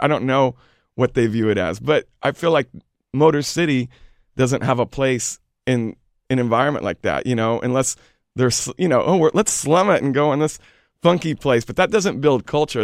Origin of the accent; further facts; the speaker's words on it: Houston, Texas, United States; also born or lived in Austin, Texas; now in New York, United States; I'm originally from Houston